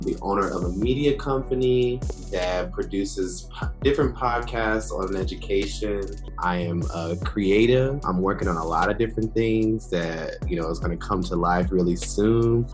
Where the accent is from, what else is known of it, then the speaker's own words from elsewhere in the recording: Detroit, Michigan, United States; also born or lived in Washington, District of Columbia, United States / Qatar; I am originally from Detroit, Michigan and that's still where I'm from. Uh, that's where I live.